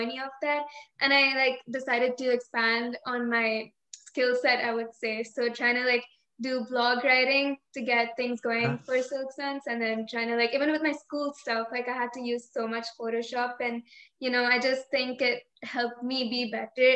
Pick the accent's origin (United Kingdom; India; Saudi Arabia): India; moved away; We were born here. And I think 3 years after living here, we moved back to India.